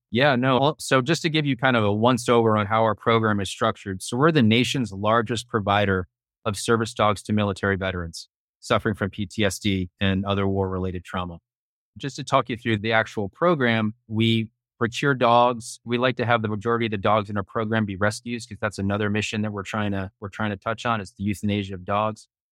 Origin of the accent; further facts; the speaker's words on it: Hoboken, New Jersey, United States; also born or lived in New York City; I'm born and raised in Hoboken, New Jersey, right across the Hudson River from Manhattan